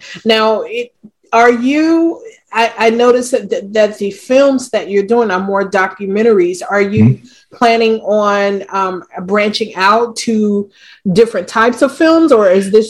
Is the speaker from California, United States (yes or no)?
no; Gary, Indiana, United States; moved away; I'm from Gary, Indiana, originally.